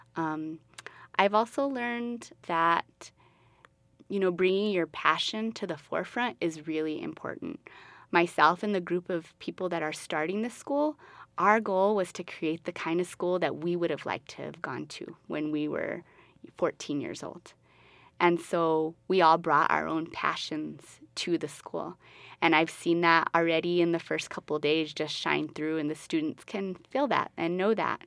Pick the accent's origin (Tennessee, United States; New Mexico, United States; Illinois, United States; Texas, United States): New Mexico, United States; Albuquerque; I'm originally from Albuquerque. I'm from the West Side. Um, I went to John Adams Middle School, and I went to West Mesa High School